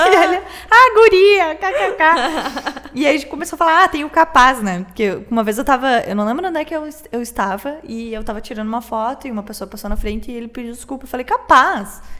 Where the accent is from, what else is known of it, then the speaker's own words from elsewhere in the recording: Porto Alegre, Rio Grande do Sul, Brazil; quem é gaúcho de Porto Alegre, sou de Porto.